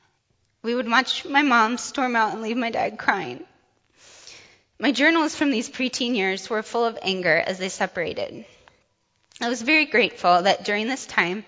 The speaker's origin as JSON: {"language": "English", "town": "Urbandale", "region": "Iowa", "country": "United States", "tie": "born or raised there", "also_born_or_lived": "Grand Island, Nebraska / Sioux Falls, South Dakota", "said": "when I turned three, we moved to the Des Moines area where we stayed the rest of my childhood."}